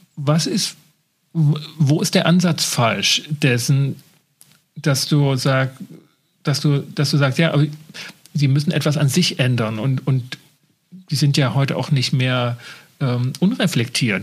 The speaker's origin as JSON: {"language": "German", "country": "Germany", "said": "bei uns in Deutschland"}